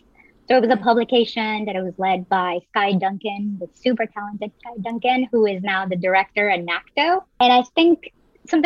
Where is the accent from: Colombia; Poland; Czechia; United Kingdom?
Colombia; Medellín, Antioquia; also born or lived in Providence; now in New York, United States; I'm originally from Colombia. So I grew up in beautiful Medellin, Colombia.